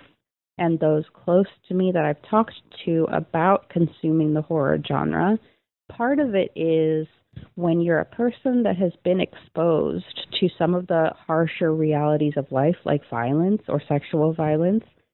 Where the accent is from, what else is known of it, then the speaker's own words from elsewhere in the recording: United States; I'm a fan from the States